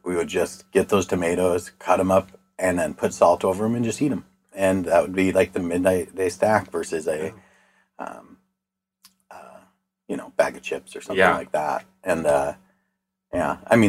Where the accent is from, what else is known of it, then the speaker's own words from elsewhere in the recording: Eastpointe, Michigan, United States; my childhood, we grew up on Stevens Drive